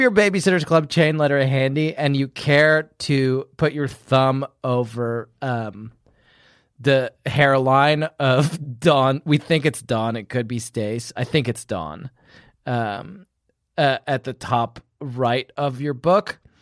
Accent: United Kingdom; moved away; in my home country, we do burn Guy Fawkes in effigy every year

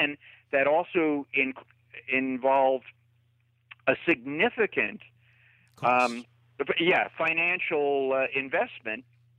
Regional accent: California, United States; I grew up out in California

